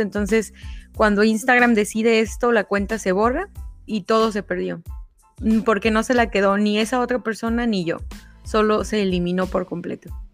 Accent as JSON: {"language": "Spanish", "region": "State of Mexico", "country": "Mexico", "tie": "born or raised there", "moved": "yes", "lives_now": "United States", "said": "soy mexicana, eh, soy muy eh, nací en el Estado de México y en, el, en este momento me encuentro viviendo en Estados Unidos"}